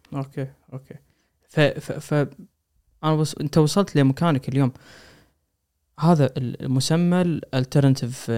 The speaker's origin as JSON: {"language": "Arabic", "country": "Kuwait", "said": "عندنا بالكويت"}